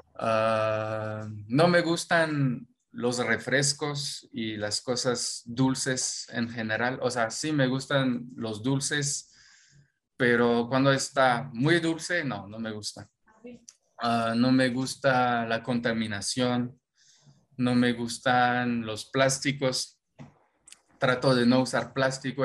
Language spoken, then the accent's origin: Spanish; Normandy, France; Spanish is a second language; moved away as an adult; now in Mexico; yo soy de Normandía, Normandía, Francia